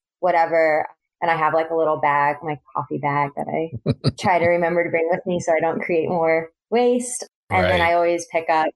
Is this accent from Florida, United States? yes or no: yes; Central Florida, United States; moved away as an adult; also born or lived in Boston; now in Northwest Arkansas, United States; I'm originally from Central Florida, and so I have grown up with, you know, Southern foods